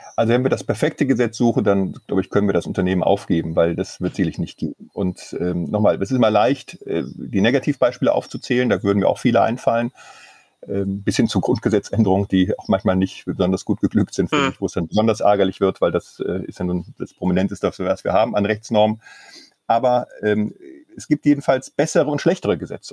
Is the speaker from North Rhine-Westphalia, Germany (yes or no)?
yes; Mönchengladbach, North Rhine-Westphalia, Germany; in einer großen Kanzlei in meiner Heimatstadt, die auf Baurecht spezialisiert ist.